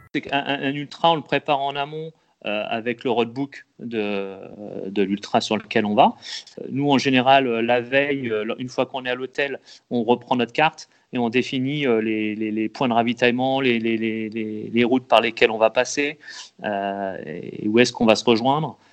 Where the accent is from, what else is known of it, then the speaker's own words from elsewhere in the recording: Loir-et-Cher, Centre-Val de Loire, France; je viens de, je suis du Loir-et-Cher